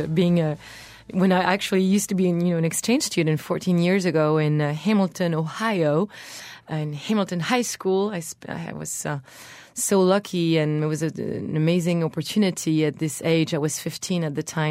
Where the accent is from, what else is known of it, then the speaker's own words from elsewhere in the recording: Brittany, France; English is a second language; I was born in Brittany, which is the Celtic territory in France.